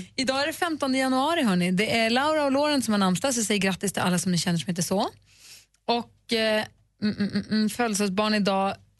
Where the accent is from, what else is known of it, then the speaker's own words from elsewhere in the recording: Luleå, Norrbotten County, Sweden; när jag var liten